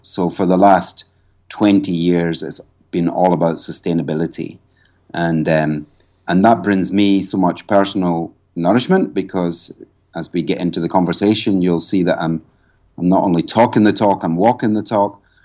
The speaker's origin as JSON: {"language": "English", "region": "Scotland", "country": "United Kingdom", "also_born_or_lived": "Ireland", "moved": "as an adult", "lives_now": "Cloughjordan, Ireland", "said": "I'm actually, I'm not Irish. I'm actually Scottish."}